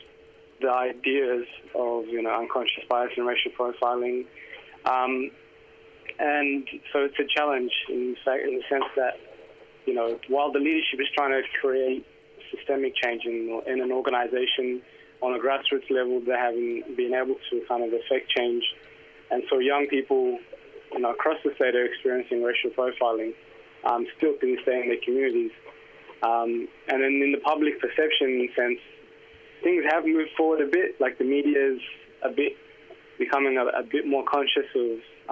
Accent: Melbourne, Victoria, Australia; I grew up in Housing Commission Estates in Flemington.

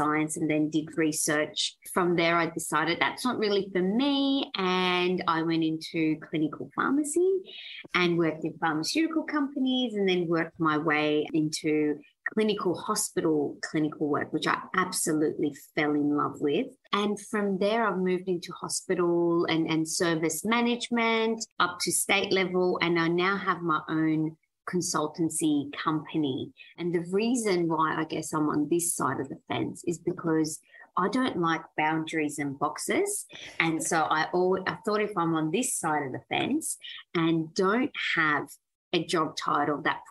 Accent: Australia; English is a second language; also born or lived in Iran; I was born in Iran and migrated to Australia when I was 9 years old

